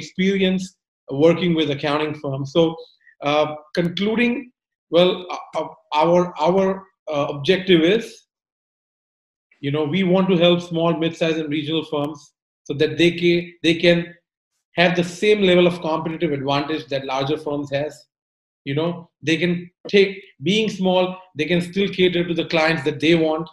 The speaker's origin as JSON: {"language": "English", "country": "India", "moved": "yes", "said": "I'm originally from India"}